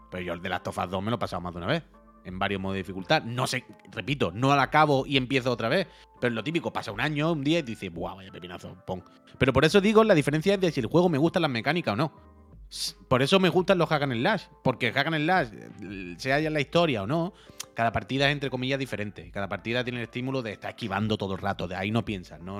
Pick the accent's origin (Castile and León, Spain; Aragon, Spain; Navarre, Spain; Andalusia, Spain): Aragon, Spain; Teruel; Yo soy de Teruel y de Galpamir